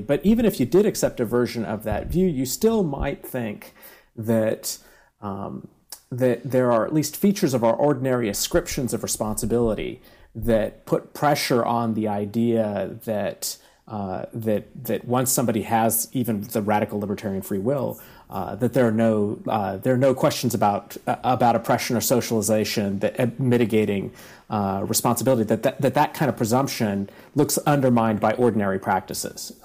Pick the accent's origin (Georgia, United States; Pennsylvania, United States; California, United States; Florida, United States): California, United States; Bakersfield; now in San Diego, United States; we all went to high school at the same time, and uh, from from this little Central Valley town.